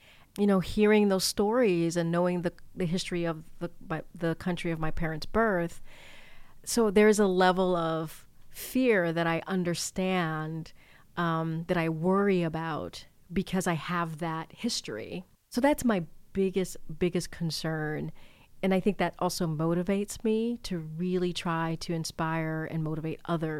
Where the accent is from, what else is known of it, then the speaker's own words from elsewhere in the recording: Martinique; born there; Both my parents were born in Haiti. I was born in Martinique.